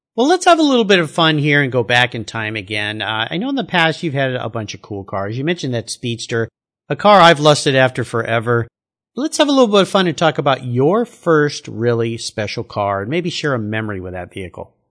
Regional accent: San Diego, California, United States; my days growing up in San Diego

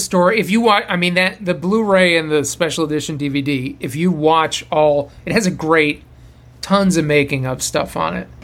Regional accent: Boston, Massachusetts, United States; moved away as an adult; now in Los Angeles, United States; I'm from Boston, and I I went to Emerson

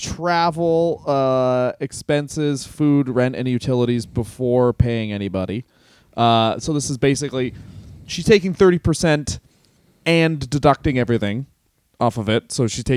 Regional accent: Canada; I mean, we're both from Kannada, and it's a small comedy scene there

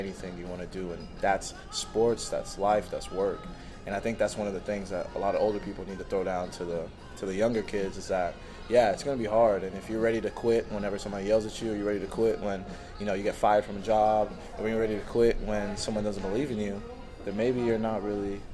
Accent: Houston, Texas, United States; now in Denmark; I moved to Houston in second grade. So I was, it was eight-ish.

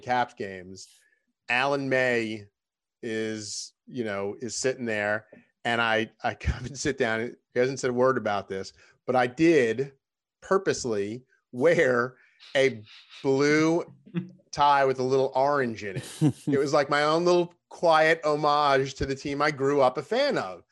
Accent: Long Island, New York, United States; moved away as an adult; also born or lived in Salisbury, Maryland / Birmingham, Alabama / Baltimore; I grew up on Long Island

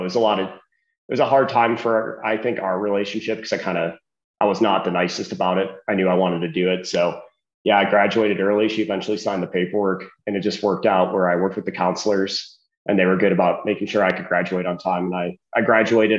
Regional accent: Kenosha, Wisconsin, United States; I'm from Kenosha, Wisconsin

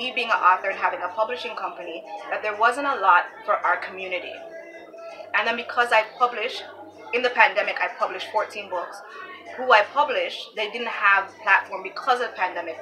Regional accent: Toronto, Ontario, Canada; I'm coming from Driftwood, I'm coming from up down the lane, I'm coming from on the Jane Strip

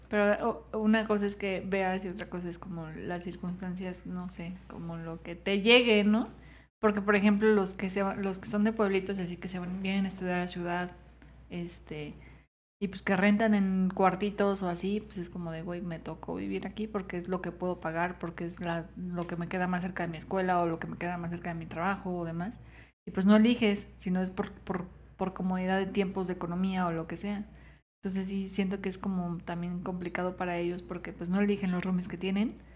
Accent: Michoacán, Mexico

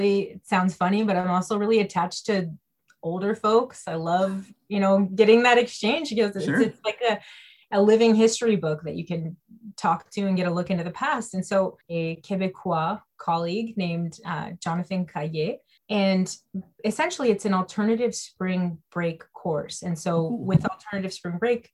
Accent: Bangor, Maine, United States; I grew up in Bangor, Maine.

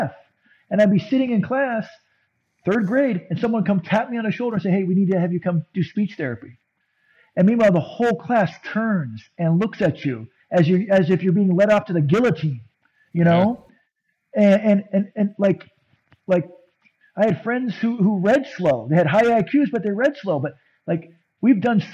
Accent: San Diego, California, United States; I was growing up in San Diego, and puberty was happening.

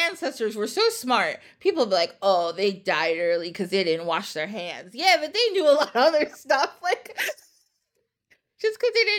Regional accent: United States; I grew up in the United States

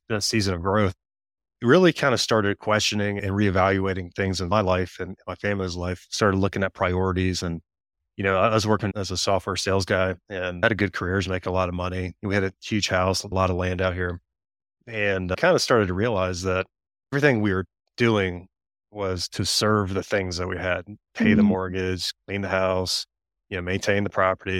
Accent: Tennessee, United States; Tennessee, middle of Tennessee.

